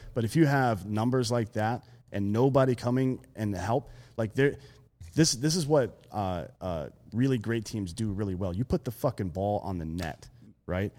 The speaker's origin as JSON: {"language": "English", "region": "South Carolina", "country": "United States", "tie": "born or raised there", "moved": "yes", "lives_now": "Austin, United States", "said": "I grew up in fucking South Carolina"}